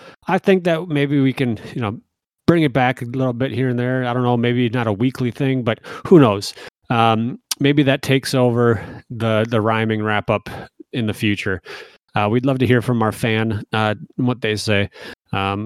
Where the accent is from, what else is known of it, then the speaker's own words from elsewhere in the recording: United States; I'm American